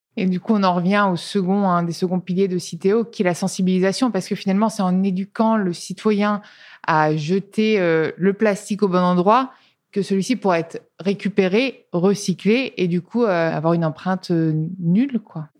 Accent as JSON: {"language": "French", "region": "Tuscany", "country": "Italy", "moved": "yes", "said": "je viens d'Italie, de, Toscane"}